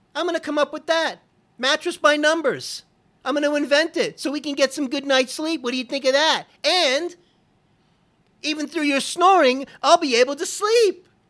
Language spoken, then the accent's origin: English; Florida, United States; I'm from Florida